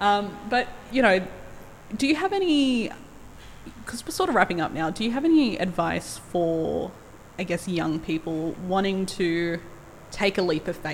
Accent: Australia; being Australian Indigenous filmmaker.

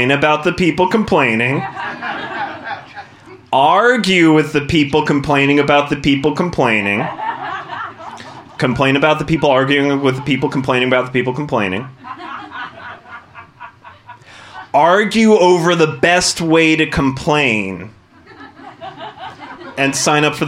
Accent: Arizona, United States; I grew up in the suburbs of Arizona, which is an incredibly white place

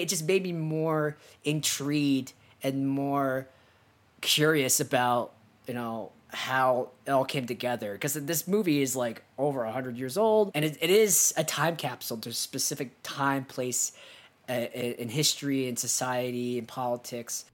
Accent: United States; we're both American

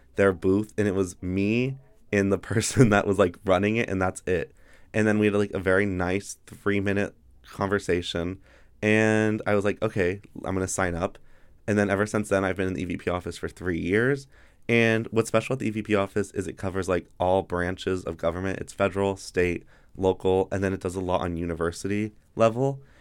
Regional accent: Carson City, Nevada, United States; I'm from Carson City, Nevada.

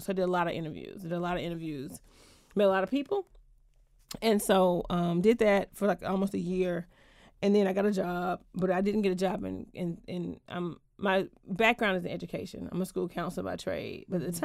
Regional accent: Georgia, United States; moved away as an adult; also born or lived in Atlanta; now in Washington, DC, United States; I am from Georgia originally. I've been in DC now

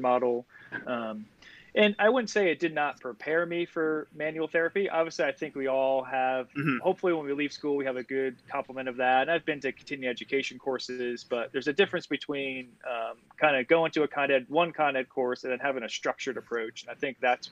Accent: Vernon, New Jersey, United States; moved away as an adult; now in North Carolina, United States; I actually am from New Jersey. So I grew up in Vernon, New Jersey.

